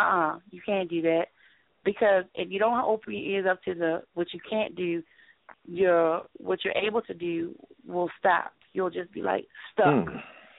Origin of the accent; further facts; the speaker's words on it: New Zealand; I'm Kiwi.